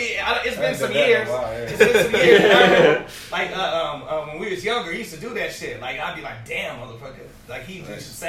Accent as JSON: {"language": "English", "town": "Oakland", "region": "California", "country": "United States", "tie": "born or raised there", "also_born_or_lived": "Denver", "said": "I just grew up in East Oakland with the rest of these motherfuckers, and I was like the Jamaican family on the block."}